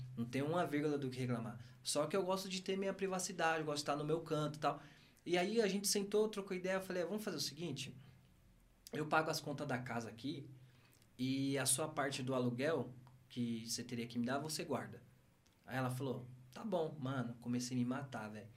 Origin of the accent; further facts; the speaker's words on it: São Paulo, Brazil; moved away; eu amo meu bairro, mano, não onde eu nasci